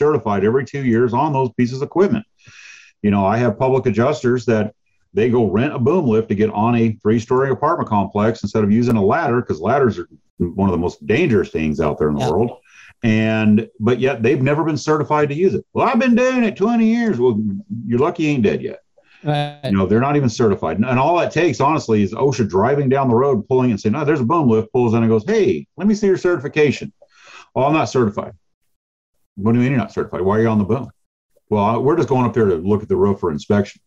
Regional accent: Chandler, Arizona, United States; I'm from Phoenix. Okay. I live in Phoenix. I'm from Chandler, a small town here. And I was, you know, I was born when this was still a small town

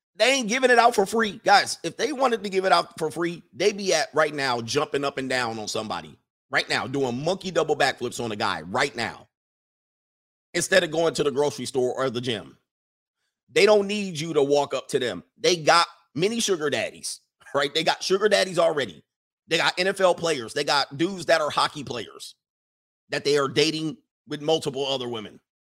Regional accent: Orange County / Ventura County, California, United States; I've grown up in Orange County. I grew up in Ventura County.

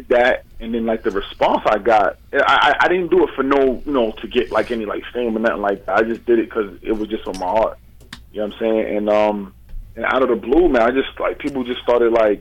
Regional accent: United States; I'm from America. I'm born here.

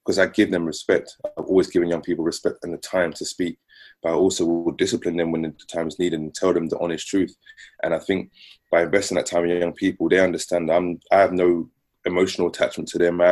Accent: London, United Kingdom; I grew up in Southeast London. Grew up on a very notorious estate called the Aylesbury Estate, which is sandwiched in between Old Kent Road, Peckham and Camberwell.

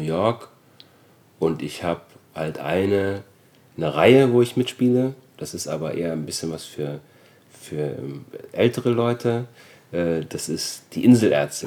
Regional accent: Germany; also born or lived in Austria; ich bin 1973 geboren worden in Österreich, bin dann mit sechs Jahren nach Deutschland gezogen

